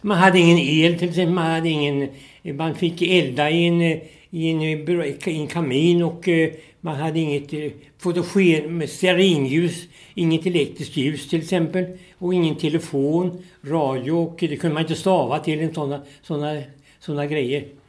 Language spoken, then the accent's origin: Swedish; Vikbolandet, near Norrköping, Östergötland, Sweden; då föddes jag ute på en bondgård ute på Vikbolandet som ligger en, eh, tre mil här utifrån Norrköping